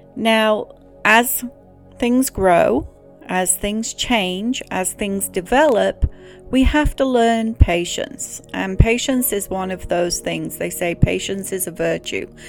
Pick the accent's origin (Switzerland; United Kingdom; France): United Kingdom; England; Growing up in England